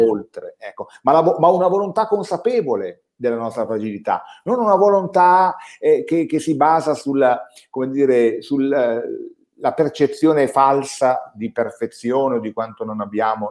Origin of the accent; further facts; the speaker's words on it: Valsesia, Piedmont, Italy; io sono della Valsesia